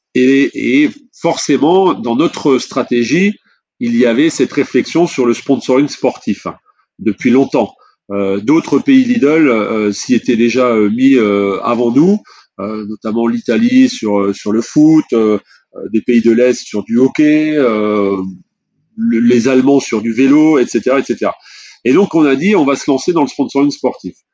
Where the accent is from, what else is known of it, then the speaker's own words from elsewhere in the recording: France; en tant que Français et, fier de l'être